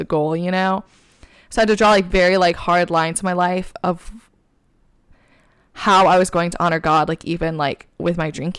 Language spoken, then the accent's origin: English; Michigan, United States; accent: Michigan; now in New York, United States; my Michigan accent